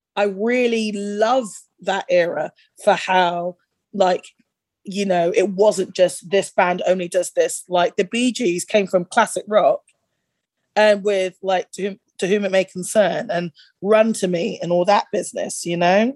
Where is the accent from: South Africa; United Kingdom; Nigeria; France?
United Kingdom; growing up in that era in the UK